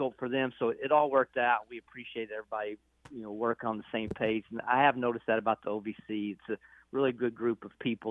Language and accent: English; Murray, Kentucky, United States; I grew up in Murray.